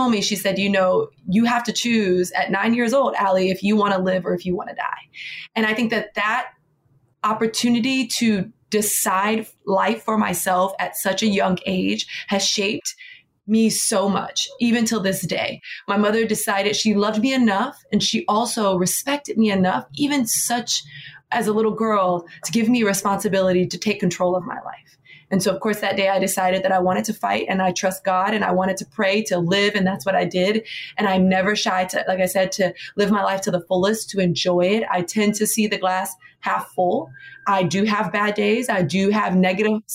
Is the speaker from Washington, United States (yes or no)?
no; Miami, Florida, United States; now in New York City, United States; Born and raised in Miami, Florida.